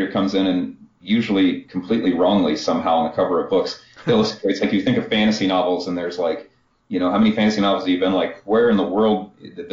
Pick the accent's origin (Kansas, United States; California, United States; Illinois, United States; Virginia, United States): Kansas, United States; I got an art degree from Kansas